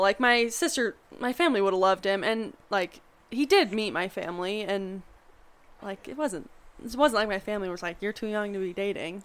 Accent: Montana, United States; now in Colorado, United States; I'm from Montana, so most guys drive trucks

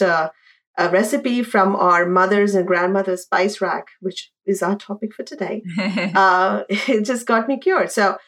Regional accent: India; moved away as an adult; now in New York City, United States; Also growing up in India

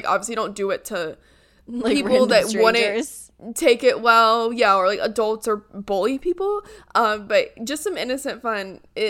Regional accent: Yorkshire and the Humber, United Kingdom; like, yeah, you know, I'm from Yorkshire.

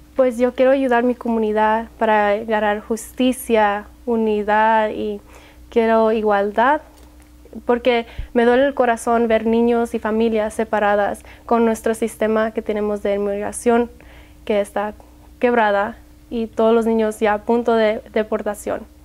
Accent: Las Vegas, Nevada, United States; Soy de aquí, de Las Vegas. Mis papás son de Colima, México

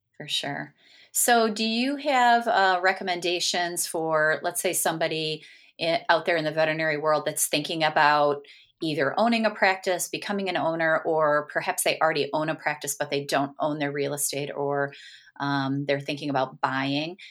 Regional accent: Michigan, United States; I'm from Michigan

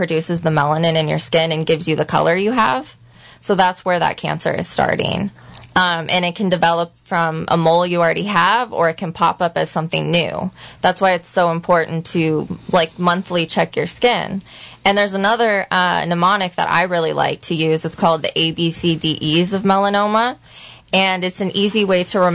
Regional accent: Santa Rosa, California, United States; now in Ukiah, United States; I grew up in Santa Rosa

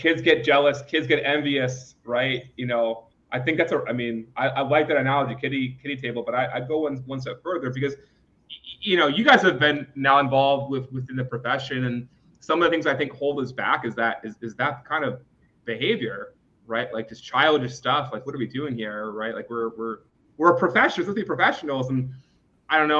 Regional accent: Philadelphia, Pennsylvania, United States; growing up in West Philadelphia

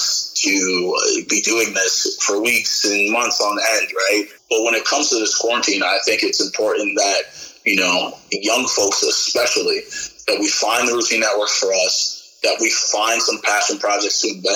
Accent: upstate New York, United States; moved away as an adult; also born or lived in Indiana / Texas; I was born on the East Coast and raised in upstate New York

